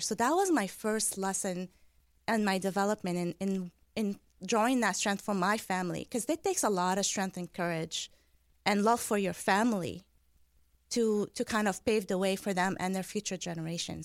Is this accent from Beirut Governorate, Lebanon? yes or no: no; Deir al-Qamar, Mount Lebanon, Lebanon; I was born in 1981 in Deir al-Amar. Deir al-Amar means Monastery of the Moon in Lebanon